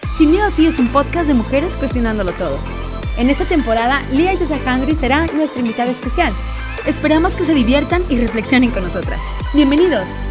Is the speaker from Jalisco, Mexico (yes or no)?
no; Chihuahua, Mexico; moved away as an adult; now in Monterrey, Mexico; yo nací en Chihuahua, Chihuahua, Chihuahua capital